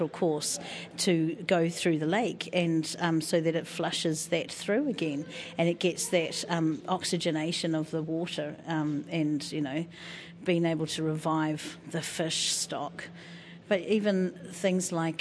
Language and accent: English; Wairarapa, Wellington, New Zealand; from Wairarapa, Ngāti Kahungunu